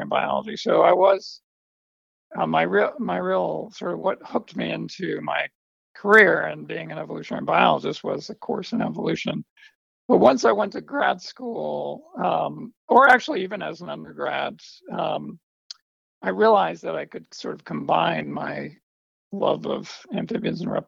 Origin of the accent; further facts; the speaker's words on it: New York City, New York, United States; I grew up in New York City